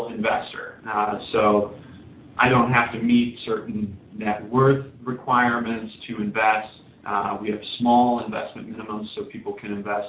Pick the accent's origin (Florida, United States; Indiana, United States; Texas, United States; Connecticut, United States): Indiana, United States; Indianapolis; I come from Indianapolis